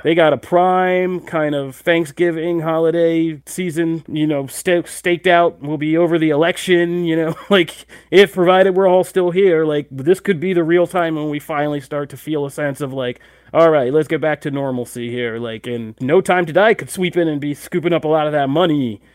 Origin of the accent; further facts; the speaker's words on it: United States; we're American